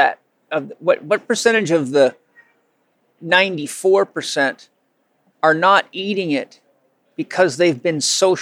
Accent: Vancouver Island, British Columbia, Canada; I grew up on Vancouver Island

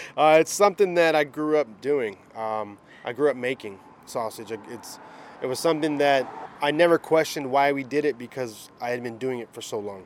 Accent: Tampa, Florida, United States; Born and raised in Tampa, um, Sicilian, Cuban heritage

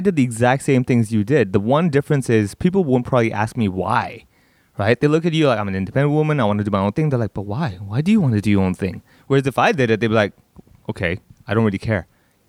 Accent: Hong Kong; growing up over here and I'm Indian and I speak Cantonese

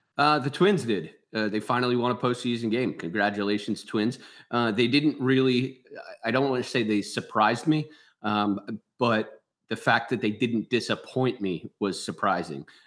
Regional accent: Philadelphia, Pennsylvania, United States; I'm sure you guys could tell from my voice. I'm from Philly

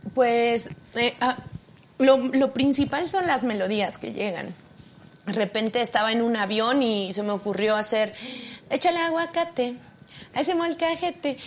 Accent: State of Mexico, Mexico; also born or lived in Oaxaca / London; Yo nací en Oaxaca y me vine muy a, como a los cuatro años me trajeron mis papás al Estado de México

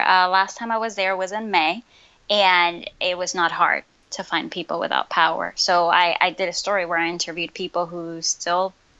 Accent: Puerto Rico; moved away as an adult; also born or lived in New York; Yeah, so I was born and raised in Puerto Rico. I moved when I was 18 to go to school in New York. And then from there, I started working in different cities as a reporter.

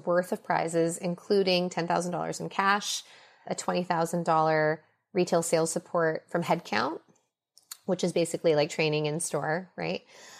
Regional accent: Minnesota, United States; born there; I was born in Minnesota. I feel incredibly American. I am very attached to my Chinese cultural identity too.

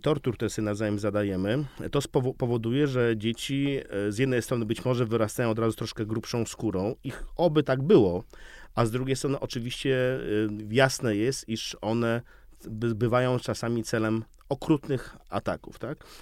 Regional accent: Białystok, Podlaskie Voivodeship, Poland; now in Warsaw, Poland; Jestem białostoczaninem, ale od 30 lat mieszkającym w Warszawie

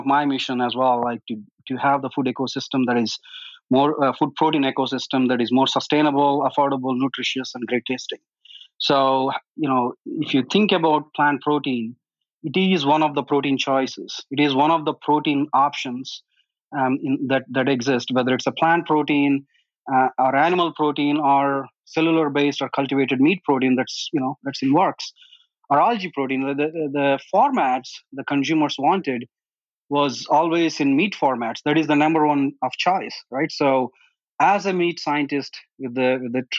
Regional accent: India; now in United States; I am originally from India

